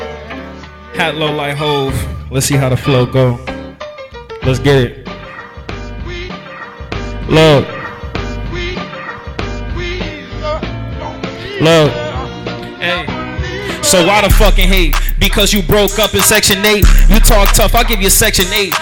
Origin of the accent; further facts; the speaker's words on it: Providence, Rhode Island, United States; I'm from Providence, Rhode Island